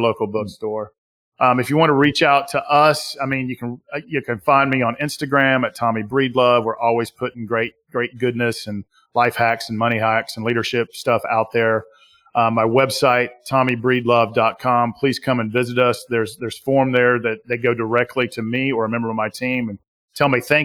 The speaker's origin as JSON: {"language": "English", "region": "Southern US", "country": "United States", "accent": "Southern US", "said": "my Southern US accent"}